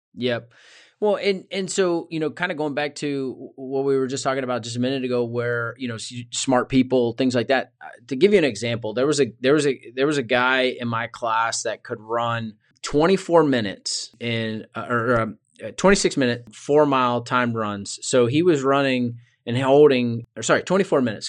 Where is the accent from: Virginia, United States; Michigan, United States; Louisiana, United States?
Virginia, United States; Richmond; I grew up in Richmond, Virginia, so not too far away from where I live now